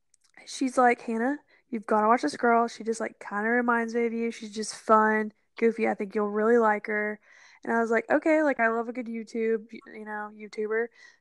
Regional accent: Oklahoma, United States; I'm from Oklahoma, so it's, like, I'm used to, like, flat land and red dirt.

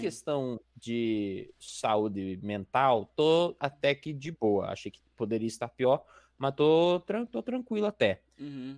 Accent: Baixada Santista, São Paulo, Brazil; eu também sou da Baixada

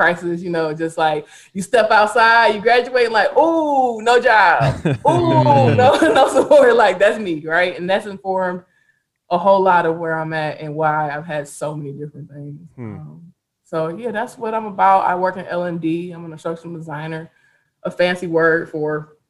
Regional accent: Detroit, Michigan, United States; I'm from the greatest city in the whole damn world. Detroit, Michigan

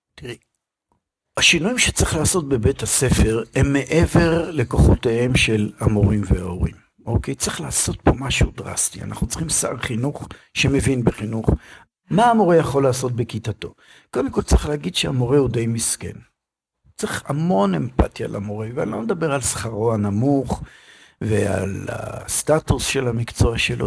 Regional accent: Israel; אצלנו בישראל

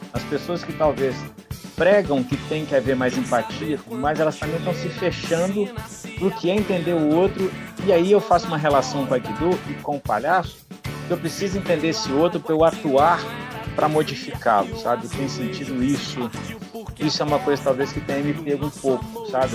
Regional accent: Ubá, Minas Gerais, Brazil; Eu sou de Ubá, que é uma cidade do interior

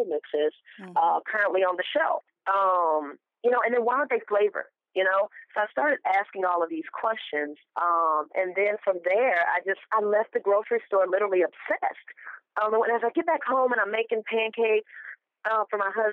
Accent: Mobile, Alabama, United States; I'm originally from Mobile, Alabama, a small city, but a place where food plays a big part

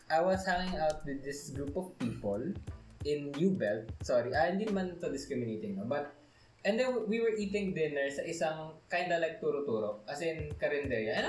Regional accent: Calabarzon, Philippines; accent: konyo; also born or lived in Manila; nawala uh, na yung ano, konyo accent ko. Uh, I had it

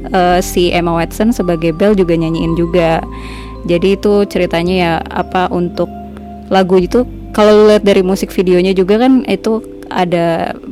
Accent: Padang, West Sumatra, Indonesia; gue kan gue kan orang Sumatera gue kan orang Padang

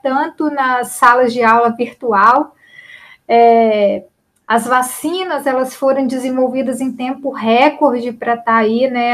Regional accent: Linhares, Espírito Santo, Brazil; eu sou uma capixaba

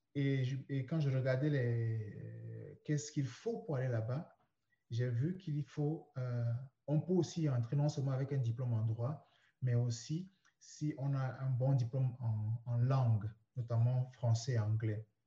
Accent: Douala, Littoral, Cameroon; moved away as an adult; now in Canada; toute mon enfance, ma jeunesse, l'adolescence et même mes premières années de vie d'adulte ont commencé au Cameroun. Et euh, j'étais dans une ville, la capitale économique, qu'on appelle euh, Douala. C'est là que j'ai vécu.

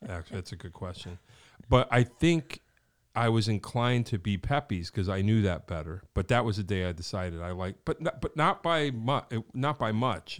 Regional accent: Wallingford, Connecticut, United States; when I was a kid growing up in Wallingford

